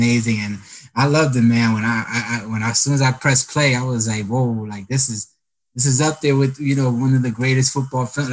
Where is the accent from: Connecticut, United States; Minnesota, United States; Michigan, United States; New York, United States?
New York, United States; now in Los Angeles, United States; I'm from New York